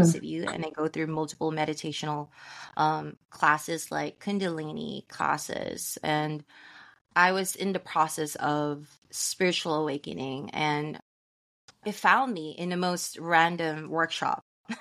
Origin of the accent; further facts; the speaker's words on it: San Francisco, California, United States; I'm from San Francisco, California